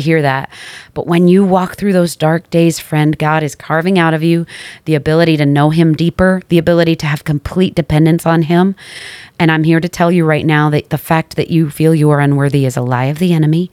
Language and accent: English; New York, United States; I'm from New York.